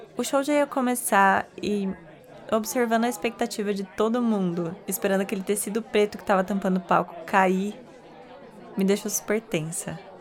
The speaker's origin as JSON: {"language": "Portuguese", "town": "Bauru", "region": "São Paulo", "country": "Brazil", "said": "Eu, que sou do interior de São Paulo, de uma cidade chamada Bauru, é de lá mesmo que vem o lanche Bauru"}